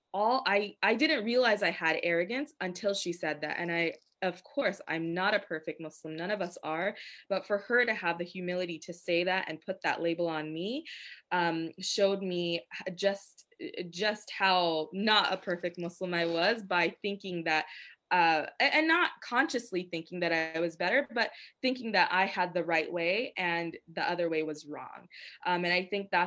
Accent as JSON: {"language": "English", "country": "United States", "said": "I was from America"}